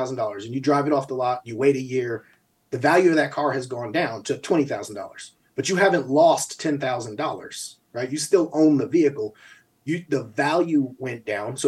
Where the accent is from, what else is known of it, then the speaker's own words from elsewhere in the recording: Albany, United States; moved away; also born or lived in New Mexico; growing up in Albany, we got a lot of family members who won't be able to retire